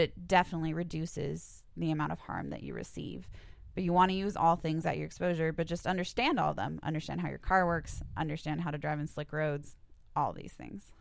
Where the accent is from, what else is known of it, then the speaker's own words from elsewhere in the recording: Helena, Montana, United States; I grew up in the Helena area